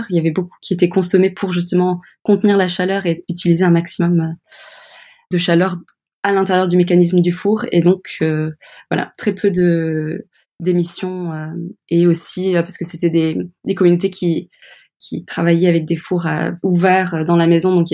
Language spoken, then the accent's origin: French; Kenya; Et puis, oui, mon enfance passée au Kenya avec les coraux.